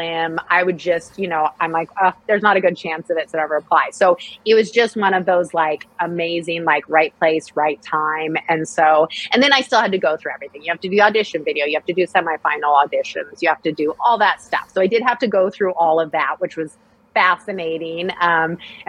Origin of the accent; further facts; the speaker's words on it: Hood River, Oregon, United States; now in Sacramento, United States; I grew up in Oregon on a farm, sixth generation to live on the farm